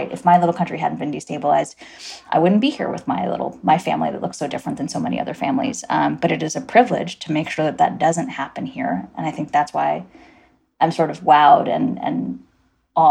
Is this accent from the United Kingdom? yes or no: no; Guyana; now in United States; So I am an immigrant. I was born in Guyana.